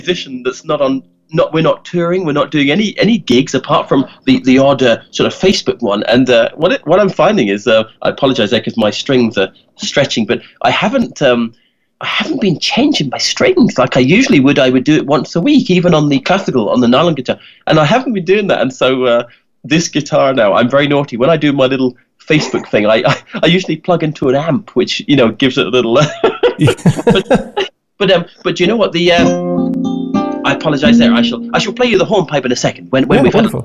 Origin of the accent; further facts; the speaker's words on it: Kent, South East England, United Kingdom; moved away as an adult; also born or lived in Donegal, Ireland; So I was born in Kent. Kent is a little county in England